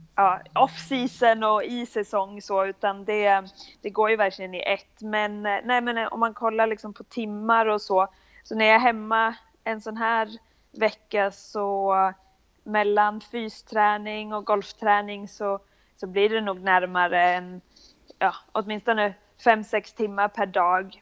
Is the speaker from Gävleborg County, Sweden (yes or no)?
yes; Bollnäs, Gävleborg County, Sweden; moved away as an adult; also born or lived in Oklahoma, United States; now in Florida, United States; jag växte upp i, i Bollnäs, så det är ändå södra Norrland